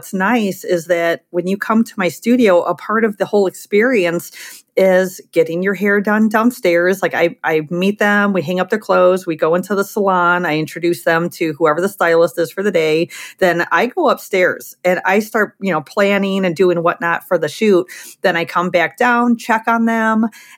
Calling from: Crown Point, Indiana, United States; I'm in my studio here in Crown Point, Indiana, which is a part of Chicagoland.

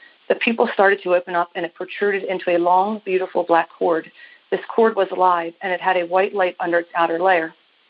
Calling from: Maryland, United States; I'm calling you from Maryland.

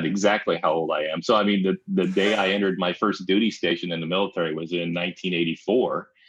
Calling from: Indianapolis, Indiana, United States; I am just the north side of Indianapolis.

